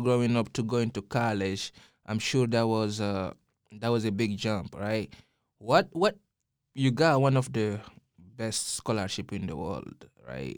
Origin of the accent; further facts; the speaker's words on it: Guinea; now in Austin, United States; growing up in Guinea, I grew up seeing my father as a doctor